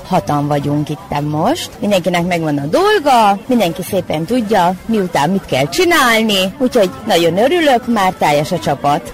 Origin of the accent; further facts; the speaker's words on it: Transylvania, Romania; now in Temerin, Serbia; erdélyiek vagyunk